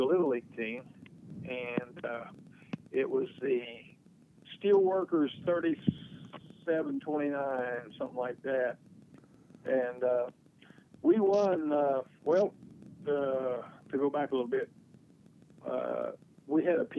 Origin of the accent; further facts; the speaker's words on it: Huntington, West Virginia, United States; also born or lived in Ashland, Kentucky; I grew up in Huntington, West Virginia. I was born in Ashland, Kentucky